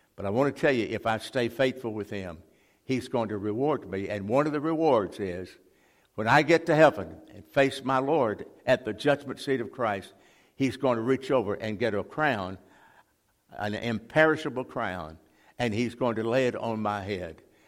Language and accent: English; Jackson, Mississippi, United States; we moved from that part of town, we moved to West Jackson